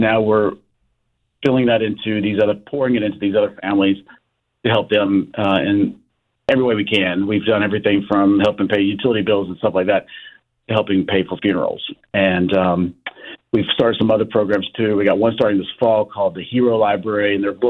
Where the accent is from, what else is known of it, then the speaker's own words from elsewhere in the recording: King, North Carolina, United States; the one in King tonight because that's my hometown